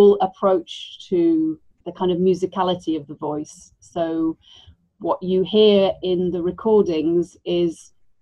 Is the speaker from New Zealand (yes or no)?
no; Wales, United Kingdom; moved away as an adult; also born or lived in Buenos Aires, Argentina; I was really lucky growing up in Wales